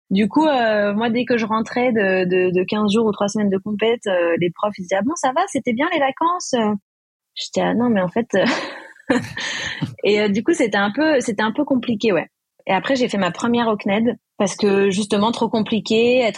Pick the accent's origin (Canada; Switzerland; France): France; Réunion; also born or lived in Bayonne; Quand on vient de la Réunion, en fait, on est loin un peu de tout et dans le milieu du surf aussi.